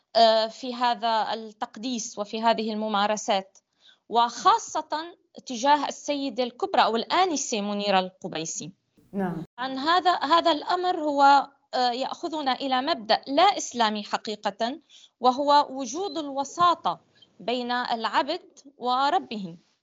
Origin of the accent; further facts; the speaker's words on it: Syria; أنا لست ابنة دمشق أنا ابنة محافظة أخرى في سوريا